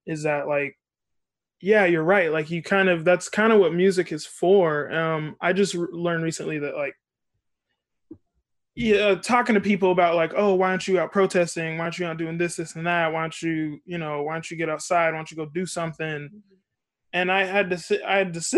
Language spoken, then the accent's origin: English; California, United States; moved away as an adult; now in New York, United States; I grew up in California. I was in California all my life.